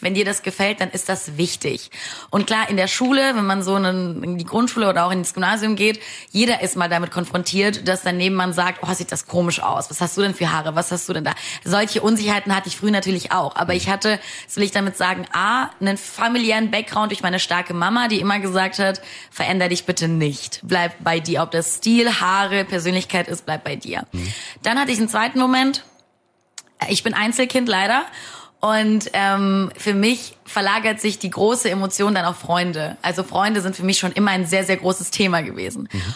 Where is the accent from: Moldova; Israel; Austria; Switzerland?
Moldova; also born or lived in Saarland, Germany; now in Germany; Ich bin gebürtig aus Moldawien.